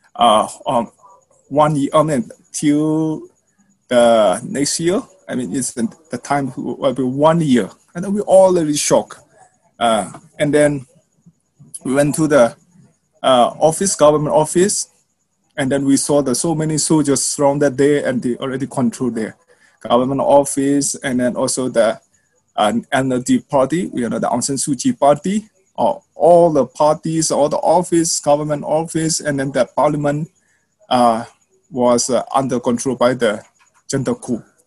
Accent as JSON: {"language": "English", "country": "Myanmar", "said": "my people and uh, our civilians in Myanmar"}